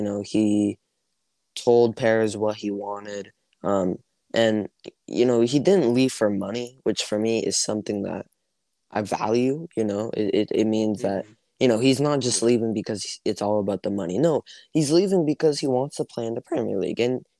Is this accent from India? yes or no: no; Canada; I play hockey, actually, because I'm from Canada